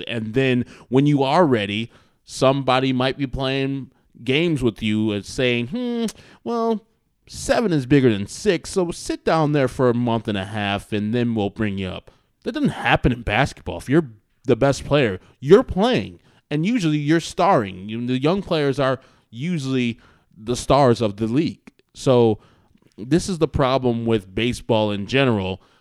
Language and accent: English; Wheaton, Illinois, United States; we're from Wheaton